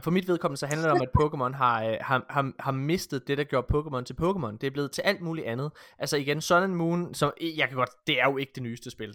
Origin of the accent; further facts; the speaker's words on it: Ølgod, Southern Denmark, Denmark; jeg kommer fra Ølgod